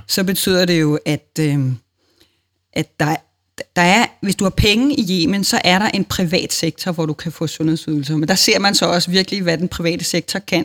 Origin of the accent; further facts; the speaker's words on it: Denmark